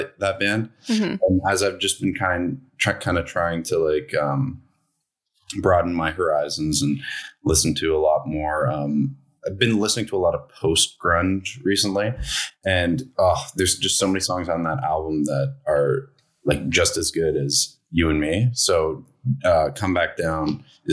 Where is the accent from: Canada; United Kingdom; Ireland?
Canada; Toronto, Ontario; I am from Toronto